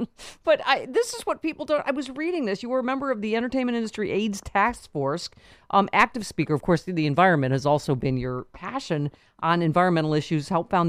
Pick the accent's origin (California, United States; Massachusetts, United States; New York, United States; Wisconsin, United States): New York, United States; Buffalo; from my hometown of Buffalo